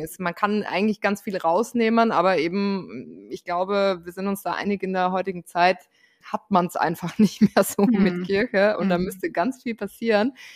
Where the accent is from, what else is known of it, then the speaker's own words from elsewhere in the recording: Austria; Ich bin Österreicherin